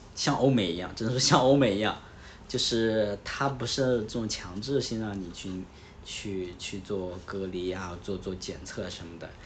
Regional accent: northern China, China; 我是北方人

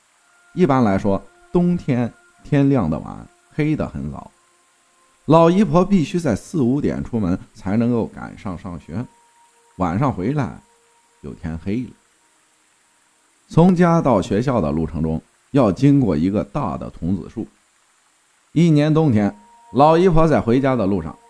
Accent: Sichuan, China; 我是四川人，说一下关于我外婆家的故事吧。

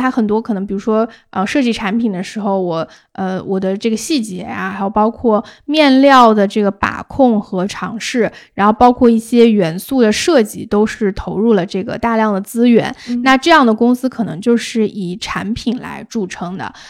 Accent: China; 对，然后但是我们就是中国人，肯定就是你

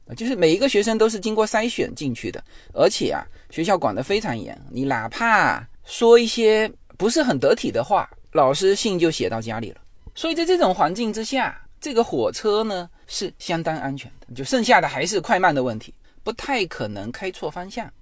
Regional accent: China; moved away as an adult; now in United States; 我们，呃，中国也有华语辩论

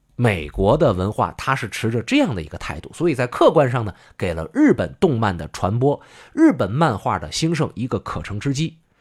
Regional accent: China; 作为中国人

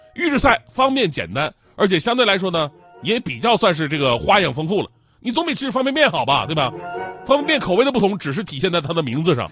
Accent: Northeast China, China; 我们每个东北人都特有的盒饭情节

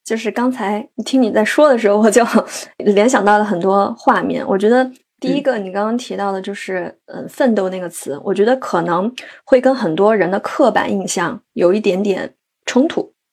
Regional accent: Sichuan, China; moved away as an adult; also born or lived in Beijing; now in Chengdu, China; 我来成都两年半啊，虽然我是一个四川人，但其实对成都是很不了解的。

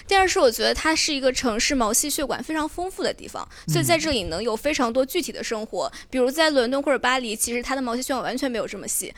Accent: Fujian, China; also born or lived in Beijing / Shanghai; 的家乡也算是大家人非常宜居的地方，我是福建人，呃，然后北京大概我待了有三年三四年吧，然后在上海也是两三年

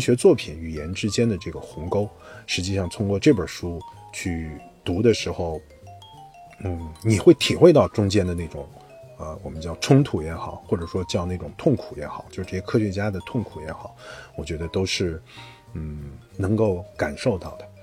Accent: China; 我们中国人

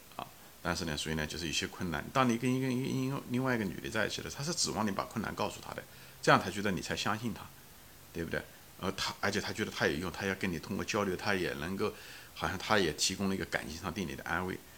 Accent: China; 我们中文因为比较含蓄

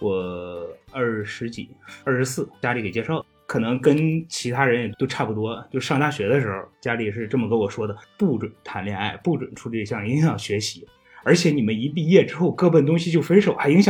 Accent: Shandong, China; moved away; 我是山东人。 嗯， 我是山东人。

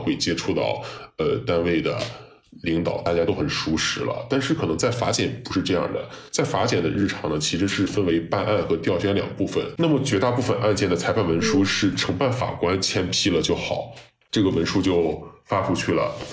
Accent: Shandong, China; moved away as an adult; also born or lived in United Kingdom; now in Beijing, China; 从我们山东人角度来讲

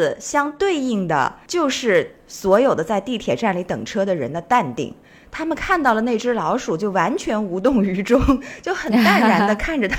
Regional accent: China; moved away as an adult; also born or lived in New York; 因为我们中国人好像很少就是有这种特别明显的纹身嘛。

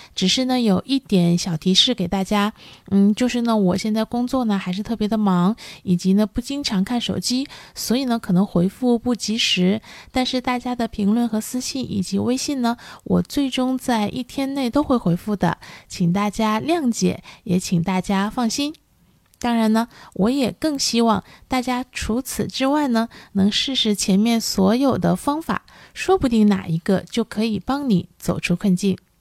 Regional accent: China; 我们中国人呢现在对看心理医生呢还是有很多顾虑的，呃，也包括我自己在内

